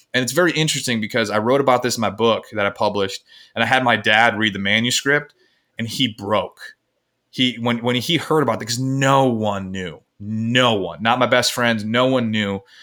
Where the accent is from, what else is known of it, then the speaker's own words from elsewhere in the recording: Michigan, United States; I'm from Michigan, um, in the United States, and I grew up in what would society would deem as the perfect